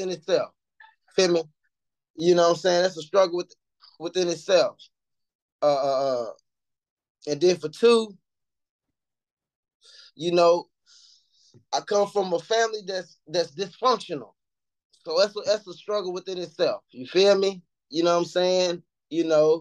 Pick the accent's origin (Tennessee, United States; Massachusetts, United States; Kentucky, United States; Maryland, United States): Kentucky, United States; Louisville; I'm from Louisville, Kentucky, man. I'm 37, man. I'm from the East End. I'm from the East End of Louisville.